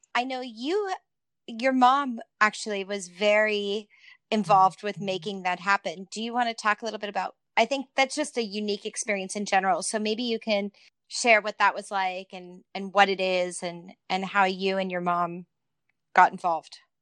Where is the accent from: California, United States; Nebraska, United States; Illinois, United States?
California, United States; Southern; Erica and I grew up together in Southern California